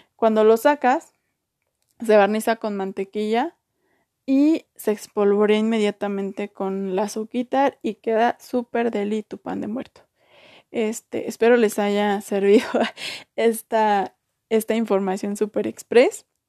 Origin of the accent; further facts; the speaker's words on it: Mexico; de donde yo soy no, no se hace eso